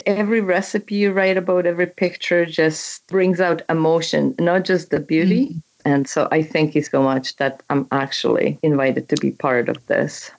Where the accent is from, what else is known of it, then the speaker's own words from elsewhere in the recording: Czechia; English is a second language; moved away as an adult; also born or lived in Canada; now in United States; my country, which I was born and raised in Czechoslovakia, what used to be Czechoslovakia. It is now Czech Republic.